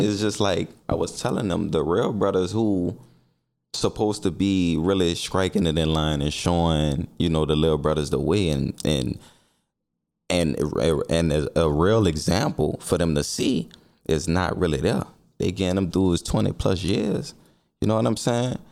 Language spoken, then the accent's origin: English; New Orleans, Louisiana, United States; I'm from the Saint Bernard Housing Development